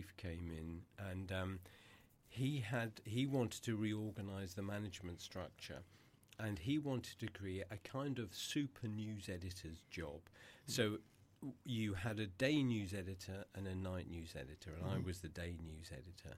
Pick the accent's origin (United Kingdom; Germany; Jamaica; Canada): United Kingdom; Eastbourne, South East England; my hometown in Eastbourne